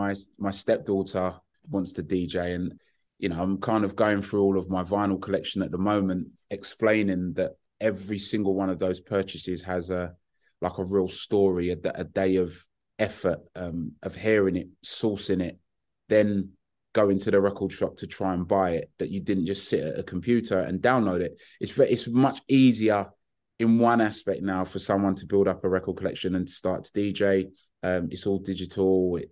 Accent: Hackney, London, United Kingdom; And you know, growing up in Hackney in the 70s and 80s, my taste goes from

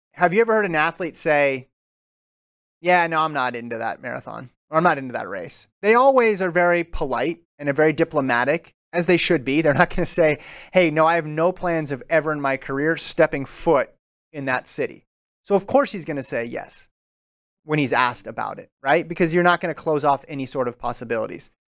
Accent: United States; I'm from the United States

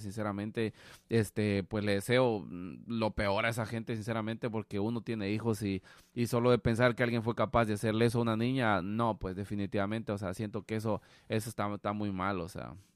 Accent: Guatemala; moved away; nosotros como guatemaltecos, o sea, por lo menos cuando estamos en Guatemala

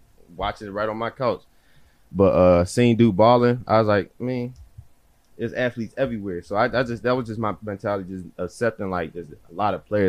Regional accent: Pittsburgh, Pennsylvania, United States; moved away as an adult; now in Philadelphia, United States; from Pittsburgh. If y'all don't know, that's on the other side of Pennsylvania.

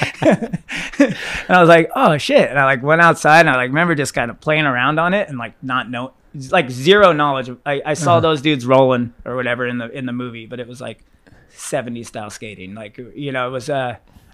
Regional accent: Northern California, United States; also born or lived in Burlingame, California / San Francisco, California; now in Los Angeles, United States; I'm from Northern California

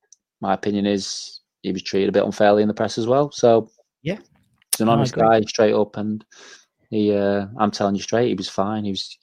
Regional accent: Manchester, North West England, United Kingdom; And I was a young lad, and I was from Manchester.

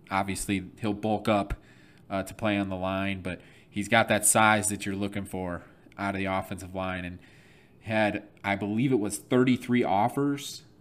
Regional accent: Flint, Michigan, United States; I'm from Flint, Michigan

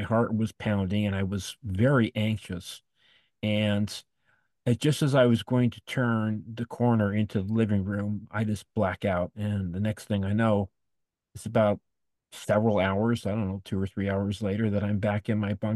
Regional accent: Los Angeles, California, United States; now in Desert Hot Springs, United States; I grew up in Woodland Hills, California, which is near Encino

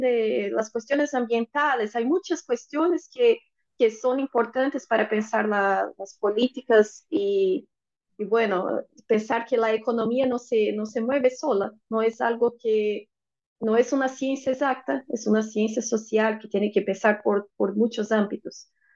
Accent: Brazil; Spanish is a second language; decimos en Brasil

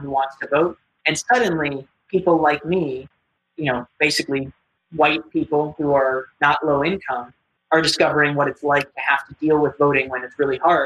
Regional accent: New York City, New York, United States; I was born on the Upper West Side of Manhattan. So like any good Upper West Sider

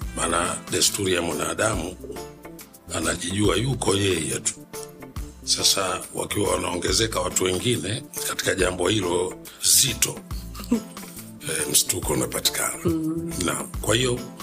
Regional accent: Rufiji, Pwani, Tanzania; mimi nimezaliwa Rufiji eh, eh, Rufiji ni wilaya katika mkoa wa Pwani

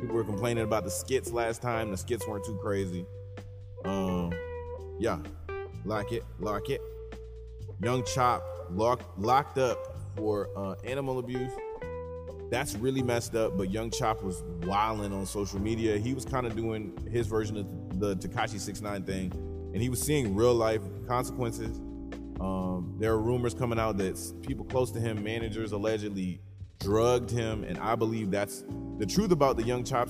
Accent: Jackson, Michigan, United States; I'm from Jackson, Michigan

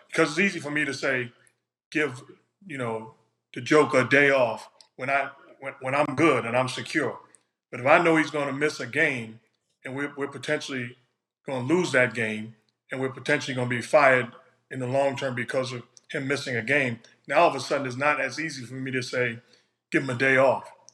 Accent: New York City, New York, United States; I'm from New York City.

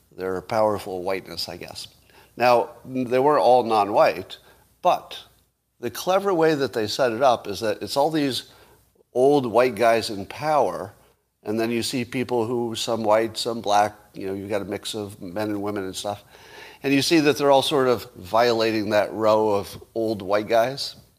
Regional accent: United States; as an American

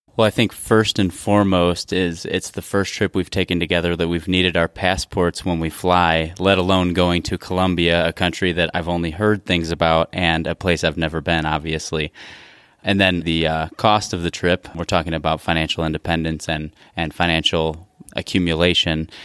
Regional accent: Midwest, United States; growing up in the Midwest and in a very blue collar background

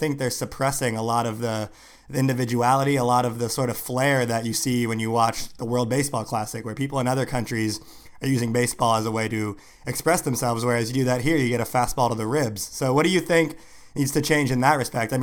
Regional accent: Pacific Northwest, United States; a black kid growing up in the Pacific Northwest

